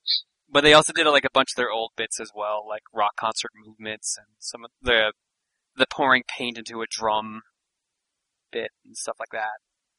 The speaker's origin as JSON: {"language": "English", "region": "East Coast", "country": "United States", "moved": "yes", "lives_now": "West Coast, United States", "said": "Yes, well, I'm back in the West Coast now, but I am from the East Coast."}